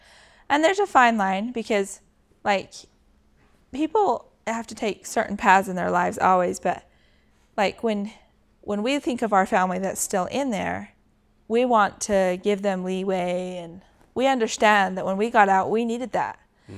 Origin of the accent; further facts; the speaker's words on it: Sandy, Utah, United States; born there; I was born in Sandy, Utah.